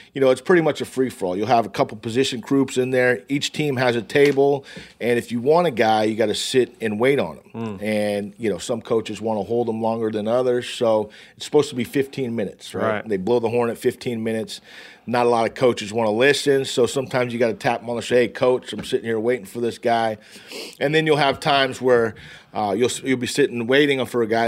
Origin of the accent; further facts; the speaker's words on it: West Coast, United States; I'm from the West Coast.